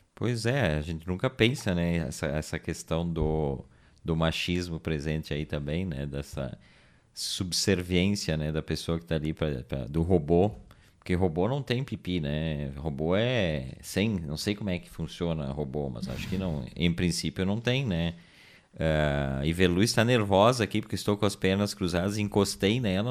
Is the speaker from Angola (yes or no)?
no; Brazil; nós somos brasileiros